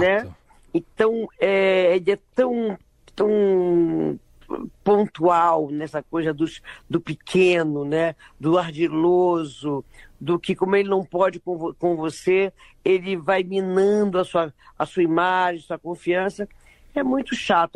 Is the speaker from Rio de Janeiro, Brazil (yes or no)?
no; Belém, Pará, Brazil; na minha infância, em Belém